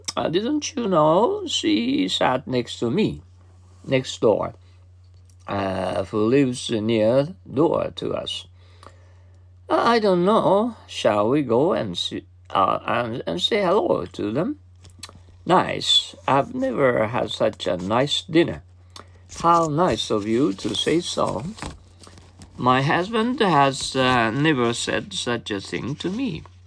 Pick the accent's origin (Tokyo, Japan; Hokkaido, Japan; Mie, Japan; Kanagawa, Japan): Mie, Japan; English is a second language; now in Kobe, Japan; I've just uh, come from my hometown